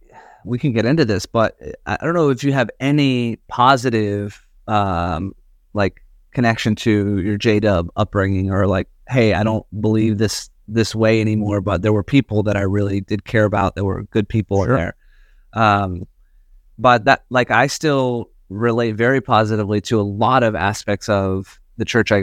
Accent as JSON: {"language": "English", "region": "the South", "country": "United States", "tie": "born or raised there", "said": "I mean, I grew up in the South and the Baptist church in the South."}